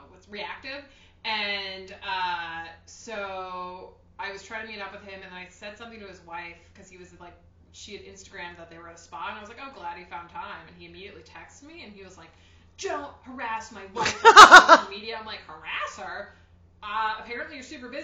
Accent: Paterson, New Jersey, United States; also born or lived in Stamford, New York; We're from Paterson, New Jersey

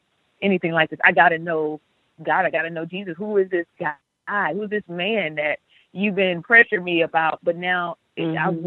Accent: California, United States; moved away as an adult; now in Texas, United States; I'm from California. Let me say this. I'm a California native, California born and raised through and through

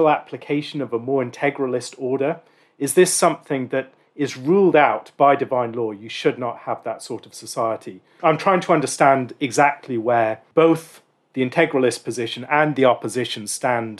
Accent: Ireland; now in United Kingdom; I grew up in the Republic of Ireland

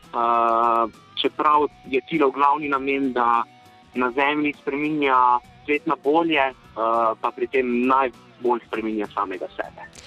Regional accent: Slovenia

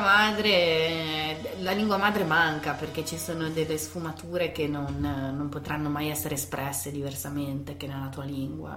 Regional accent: Italy; now in Vancouver, Canada; volevo tornare a casa, volevo tornare in Italia

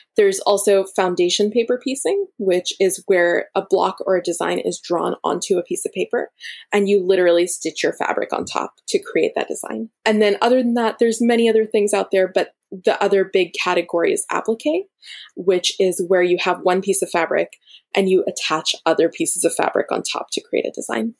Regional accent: Florida, United States; now in Berkeley, United States; my parents are both from India. So, I am Indian and I'm Tamil. And I personally, I grew up in Florida and I now live in Berkeley, California

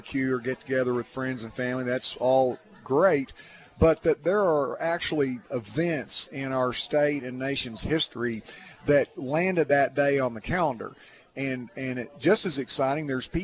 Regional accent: Duncan, Oklahoma, United States; growing up in Duncan, Oklahoma

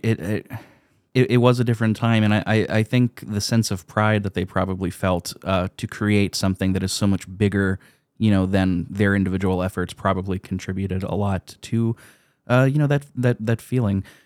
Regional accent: United States; my perspective as an American

